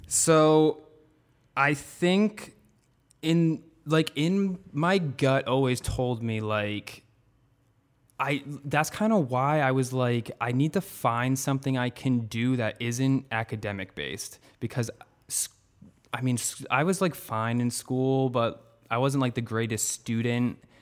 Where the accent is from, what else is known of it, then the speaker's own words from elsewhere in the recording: North Attleboro, Massachusetts, United States; I grew up in North Attleboro, which I still live in North Attleboro